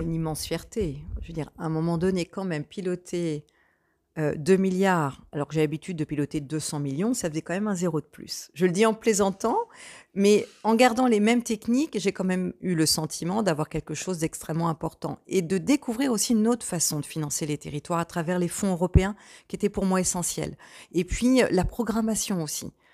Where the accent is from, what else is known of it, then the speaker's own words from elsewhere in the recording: Port-Jérôme-sur-Seine area, Normandy, France; also born or lived in Bolbec; je suis une vraie locale de l'État, en étant née à 4 km d'ici, en ayant immigré à Bolbec à 10 et revenir à Port-Jérôme-sur-Seine aujourd'hui, où je vis toujours